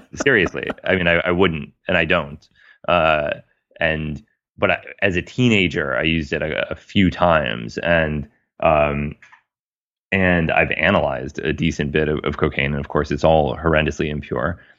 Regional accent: United States; as a American

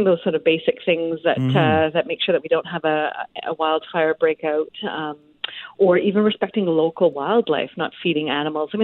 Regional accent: Canada; also born or lived in British Columbia; as a Canadian

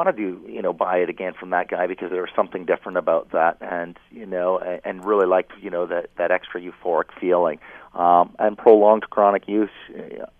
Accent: Kitchener, Ontario, Canada; I grew up in Kitchener

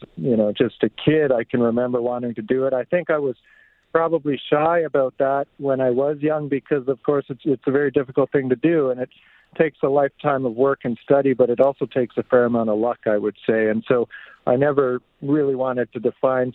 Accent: Two Hills, Alberta, Canada; also born or lived in Fort Saskatchewan, Alberta; I was born in Fort Saskatchewan, but I grew up mostly on a farm east of there, so by Two Hills. I went to school in Two Hills

